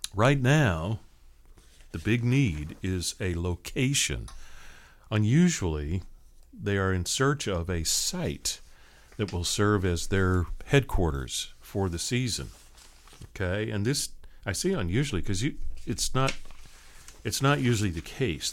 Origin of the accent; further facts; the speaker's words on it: Seattle, Washington, United States; now in Tallahassee, United States; I grew up on the West Coast, Seattle area